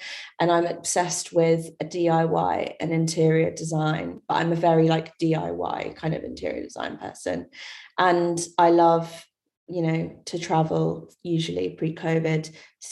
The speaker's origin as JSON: {"language": "English", "town": "Ipswich", "region": "East of England", "country": "United Kingdom", "tie": "born or raised there", "also_born_or_lived": "Birmingham", "moved": "yes", "said": "I was born in Birmingham, going right to the start, and I grew up in Ipswich, down south"}